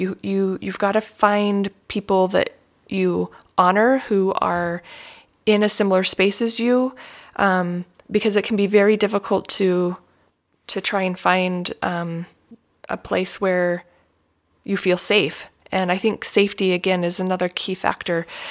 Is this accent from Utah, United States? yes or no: yes; Utah, United States; as a child growing up in Utah